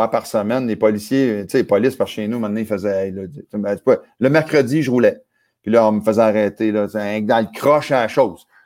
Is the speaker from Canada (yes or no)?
yes; Acadia, Canada; Fait que chez nous, en Acadie, cul-de-sac, l'onde à peu près un quart de mille.